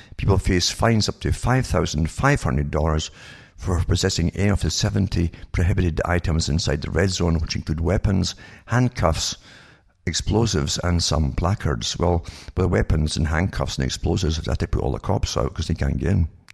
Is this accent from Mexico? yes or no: no; United Kingdom; moved away; I was brought up in Britain